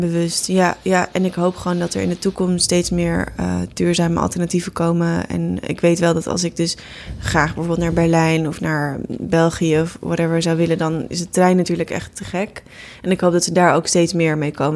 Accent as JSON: {"language": "Dutch", "country": "Netherlands", "tie": "born or raised there", "said": "ik ben geboren in Nederland en niet in India"}